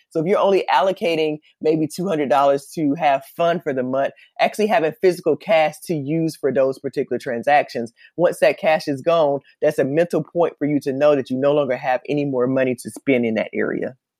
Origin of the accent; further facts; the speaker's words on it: Columbus, Georgia, United States; moved away as an adult; also born or lived in Atlanta, Georgia; now in Los Angeles, United States; I'm actually from Columbus, Georgia, and I moved to Los Angeles, California